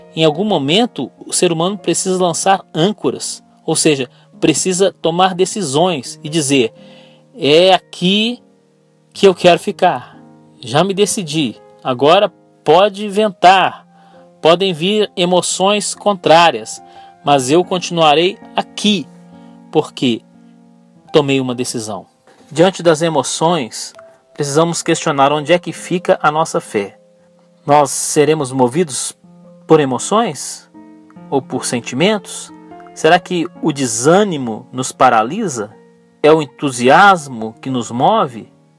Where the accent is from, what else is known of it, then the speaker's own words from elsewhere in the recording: Brazil; eu sou brasileiro